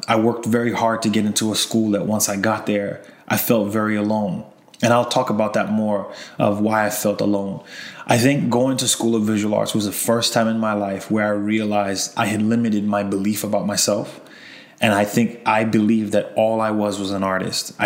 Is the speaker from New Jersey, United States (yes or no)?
no; Long Island, New York, United States; We had a basement in our house growing up in Long Island